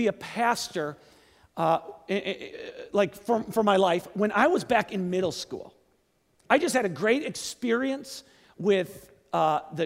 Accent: Kenosha, Wisconsin, United States; also born or lived in Seattle; moved back to my hometown to start a church in my hometown. Great Lakes Church

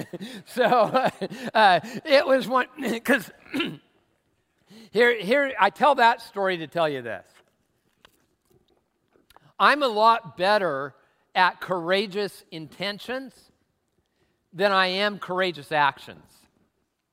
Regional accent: Tacoma, Washington, United States; I'm from Tacoma

